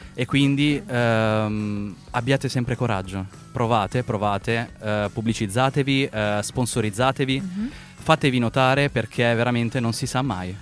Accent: Milan, Lombardy, Italy; moved away as an adult; now in Los Angeles, United States; io sono nato e cresciuto a Milano, quindi mm-hmm. sono milanese doc

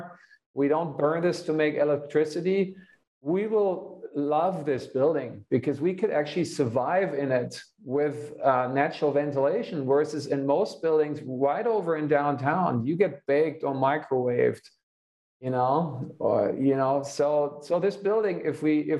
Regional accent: Hanover, Lower Saxony, Germany; now in United States; my hometown of Hanover, which is in the north of Germany

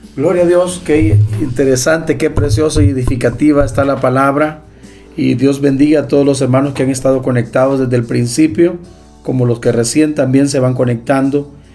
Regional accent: El Salvador; mi país

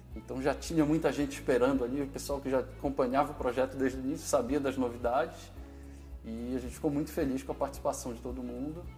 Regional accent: Belém, Pará, Brazil; moved away as an adult; also born or lived in Belo Horizonte; eu formei na Federal do Pará, em Belém, sou de Belém

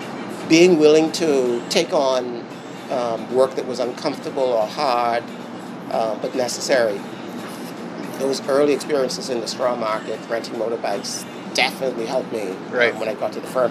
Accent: Bahamas; Because I grew up in the British system. {S1} Okay. {S2} Right? Having grown up here in the Bahamas.

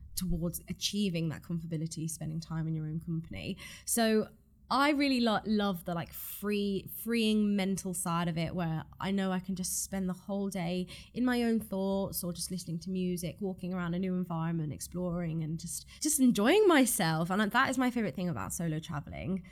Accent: Ireland; born or raised there

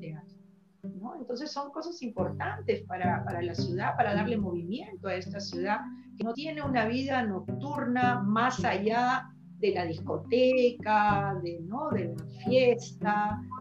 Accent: Chiclayo, Lambayeque, Peru; no somos muchos de Chiclayo

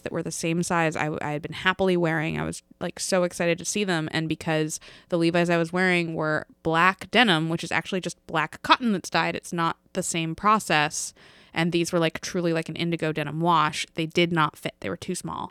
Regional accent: East Coast, United States; growing up on the East Coast

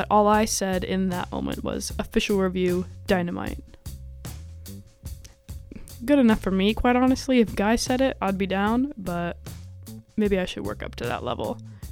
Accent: Seattle, Washington, United States; now in Chicago, United States; I'm from Seattle. We have a lot of pho there

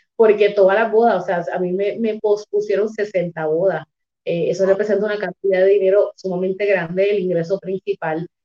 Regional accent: Humacao, Puerto Rico; yo soy de Humacao, soy del campo de Humacao

